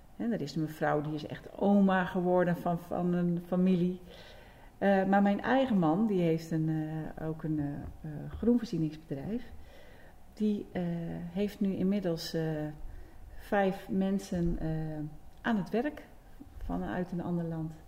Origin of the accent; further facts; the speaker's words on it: Netherlands; geboren en getogen in Beden.